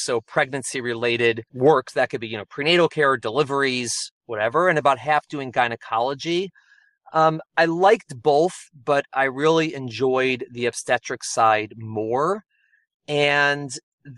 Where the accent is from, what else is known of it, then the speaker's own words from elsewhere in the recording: Chicago, Illinois, United States; moved away as an adult; also born or lived in New York; now in New Jersey, United States; I'm originally from Chicago, and I came out to New York for undergraduate for college.